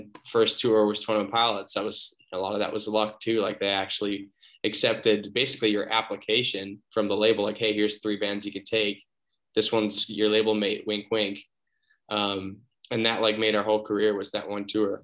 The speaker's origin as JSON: {"language": "English", "town": "Muskego", "region": "Wisconsin", "country": "United States", "tie": "born or raised there", "also_born_or_lived": "North Carolina / Colorado", "moved": "as an adult", "lives_now": "Austin, United States", "said": "So I was born in North Carolina, but I was only like 7 months old when we moved or something. So yeah, pretty much born and raised in Milwaukee and like suburbs of, so like Muskego"}